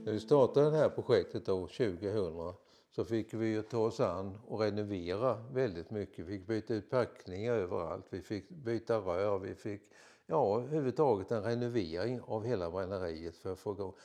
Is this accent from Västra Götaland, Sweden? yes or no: no; Vissefjärda, Kalmar County, Sweden; jag är ju född i Visefjäll, eller jag har bott i Visefjäll från min ungdom